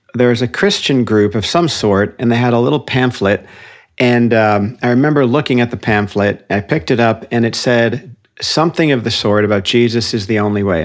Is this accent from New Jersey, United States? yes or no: yes; Paramus, New Jersey, United States; moved away as an adult; also born or lived in London, England; now in Santa Cruz, United States; I was raised in Paramus, New Jersey, which is a suburb of New York City.